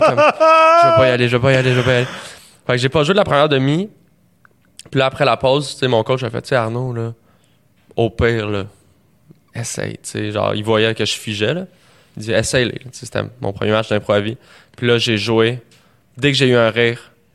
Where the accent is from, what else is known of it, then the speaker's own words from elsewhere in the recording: Montreal, Quebec, Canada; j'ai grandi à Montréal, puis d'une famille de musiciens.